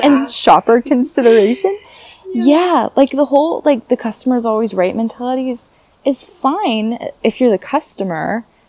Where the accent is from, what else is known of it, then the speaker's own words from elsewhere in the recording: United States; moved away as an adult; also born or lived in Paris region, France; now in France; I'm American. I'm proud to be an American. I love where I grew up